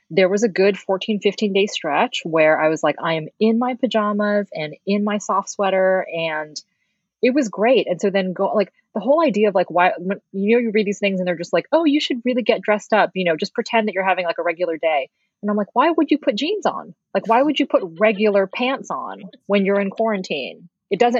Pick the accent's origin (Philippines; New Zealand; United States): Philippines; because we're Filipino and Filipinos do not have eyelashes.